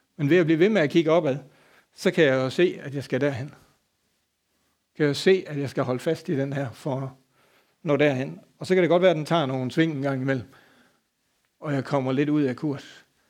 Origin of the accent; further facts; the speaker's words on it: Denmark; moved away; så er jeg fra Bøvl og ude fra landet. Så dengang derhjemme havde vi en gård